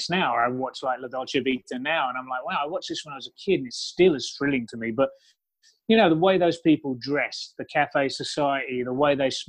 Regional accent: United Kingdom; moved away as an adult; now in Los Angeles, United States; I'm from London, pretty much, from England, just outside of London. You know, so I grew up near one of the biggest cultural cities in the world

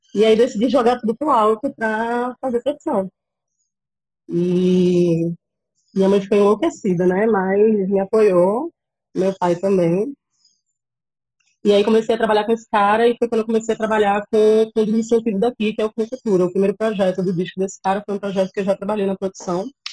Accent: Cabo de Santo Agostinho, Pernambuco, Brazil; moved away as an adult; now in Recife, Brazil; E cresci, nasci e cresci em Gaibu, que é uma praia que fica lá no, no litoral sul

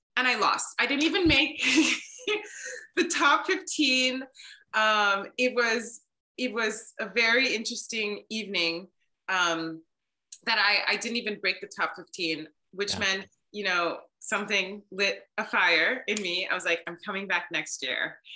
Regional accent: Maryland, United States; moved away as an adult; I decided to move home to Maryland and give my home state a try

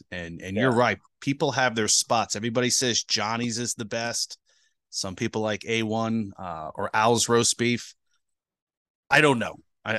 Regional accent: New Jersey, United States; me growing up in New Jersey.

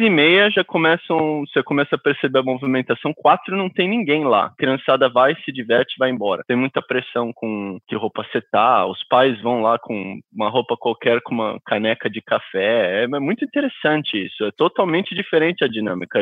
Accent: Brazil; moved away as an adult; now in United States; Eu saí com 26 anos do Brasil

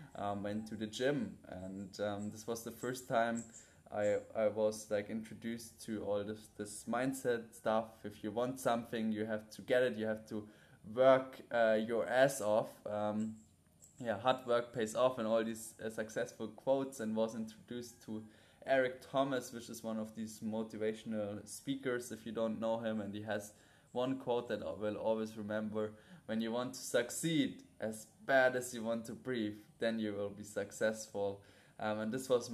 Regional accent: Munich, Bavaria, Germany; moved away as an adult; now in Bali, Indonesia; from a 13-year-old boy growing up in Munich, playing American football, to now 22 years old, living in Bali

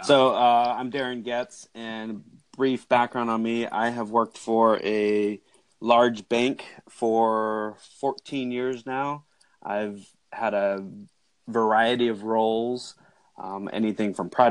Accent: San Jose, California, United States; also born or lived in Davis, California; now in Salinas, United States; I grew up in the San Jose area, which is a big city

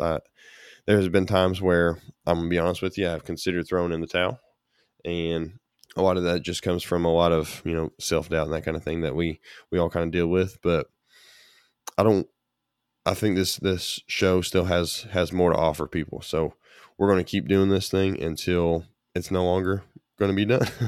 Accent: Kentucky, United States; my home state of Kentucky

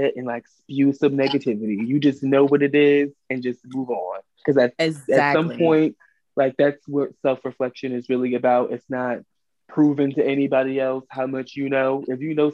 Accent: New York City, New York, United States; now in Orange, United States; I'm originally from Brooklyn, but I now live in Orange, New Jersey

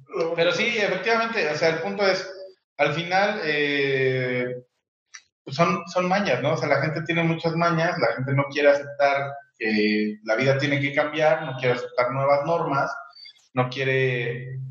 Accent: Mexico; porque también somos mexicanos

